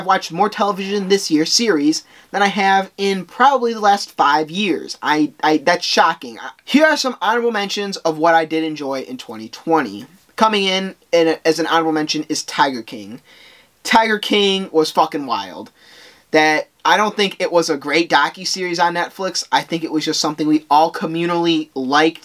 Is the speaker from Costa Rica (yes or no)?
no; Guatemala; I am from Guatemala